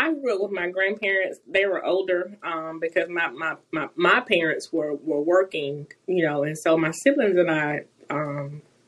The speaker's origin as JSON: {"language": "English", "town": "Promised Land", "region": "South Carolina", "country": "United States", "tie": "born or raised there", "said": "I grew up in a little mm-hmm. community right down the road from Greenwood. It's called Promised Land"}